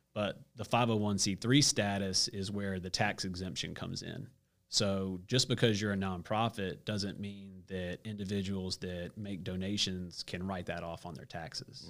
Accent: Stone Mountain, Georgia, United States; moved away as an adult; also born or lived in Gastonia, North Carolina; So I'm from Stone Mountain

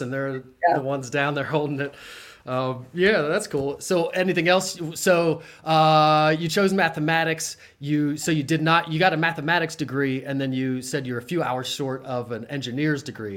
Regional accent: Harrisburg, Pennsylvania, United States; also born or lived in Mechanicsburg / Williamsport; I grew up on the Hill in Harrisburg, went to Mechanicsburg High School

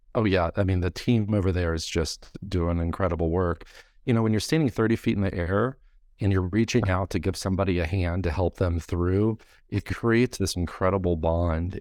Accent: Grafton, West Virginia, United States; I grew up in Grafton.

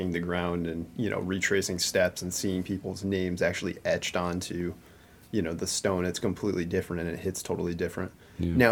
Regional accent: Middletown, Connecticut, United States; I was driving down Main Street in Middletown one day, and I saw the sign, and it dedicated after Major Rao. And I was like, how many times have I driven past this and had no idea and understood the connection, you know, that my hometown has with the significant history.

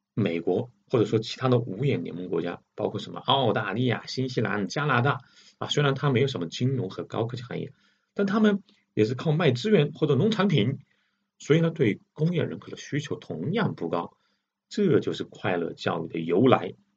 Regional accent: China; 我们中国人

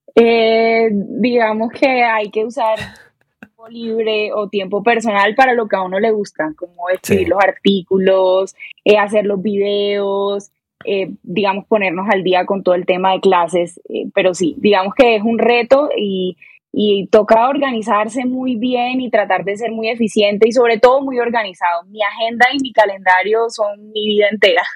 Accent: Barranquilla, Atlántico, Colombia; moved away as an adult; now in Bogotá, Colombia; Soy barranquillera, orgullosamente barranquillera

